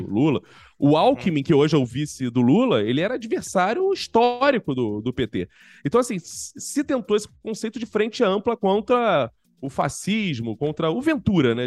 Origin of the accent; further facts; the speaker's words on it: Rio de Janeiro, Brazil; accent: carioca; eu sou carioca, embora eu esteja em São Paulo nesse momento